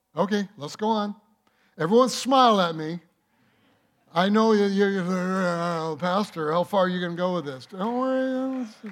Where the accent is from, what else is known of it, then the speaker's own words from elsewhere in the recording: Detroit, Michigan, United States; I grew up in Detroit